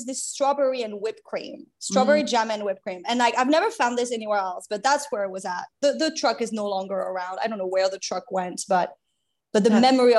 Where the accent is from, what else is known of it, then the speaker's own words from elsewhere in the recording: France; English is a second language; moved away as an adult; also born or lived in mainland France; I was born in mainland France, and I grew up on a French island off the coast of South Africa. And then I moved back to mainland France for my teenage years. So very much my childhood up to 18 was split. It was half on in the Indian Ocean near Africa and half in mainland France.